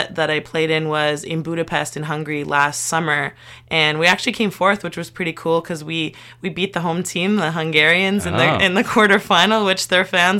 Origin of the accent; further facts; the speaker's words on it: Montreal, Quebec, Canada; I'm actually from Montreal, born and raised, and I grew up in a little borough called Lachine